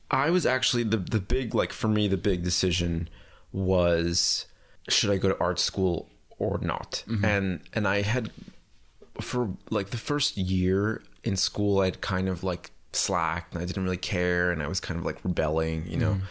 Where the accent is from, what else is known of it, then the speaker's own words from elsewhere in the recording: Puerto Rico; born there; So I was born in Puerto Rico and it was kind of circumstantial because my parents were just living there because of my mom's job.